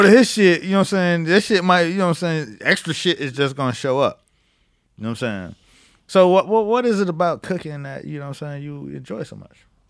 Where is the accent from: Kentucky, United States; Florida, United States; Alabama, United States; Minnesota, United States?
Florida, United States; Miami; moved away as an adult; also born or lived in New York; I'm from Miami